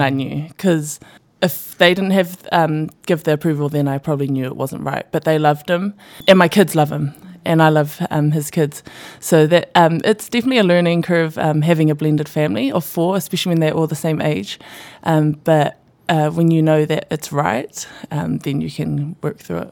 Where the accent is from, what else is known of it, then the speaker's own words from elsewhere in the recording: Auckland, New Zealand; also born or lived in Samoa; being grown up in Auckland, uh, and I've got family here and in Samoa